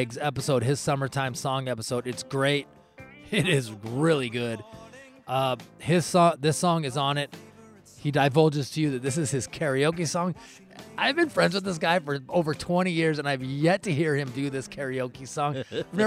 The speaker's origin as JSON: {"language": "English", "town": "Olympia", "region": "Washington", "country": "United States", "tie": "born or raised there", "said": "I'm from Washington. I'm from, you know, Olympia, Washington, a little city right there in the center."}